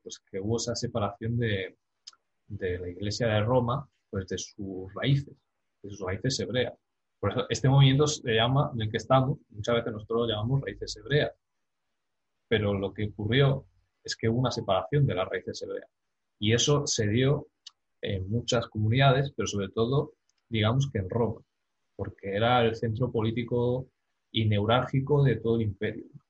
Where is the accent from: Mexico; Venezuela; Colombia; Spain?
Spain; yo siendo español